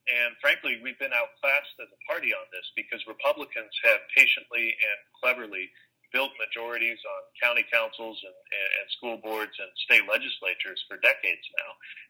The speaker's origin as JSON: {"language": "English", "town": "South Bend", "region": "Indiana", "country": "United States", "tie": "born or raised there", "said": "South Bend when I decided to run for mayor of my hometown."}